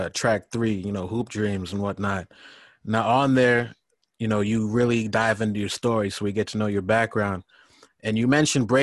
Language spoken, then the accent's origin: English; Chicago, Illinois, United States; me and Paul, we're from Chicago